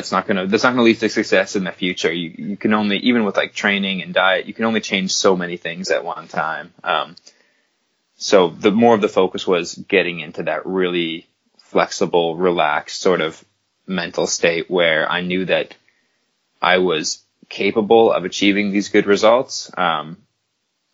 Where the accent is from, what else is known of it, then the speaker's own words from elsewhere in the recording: Canada; as a Canadian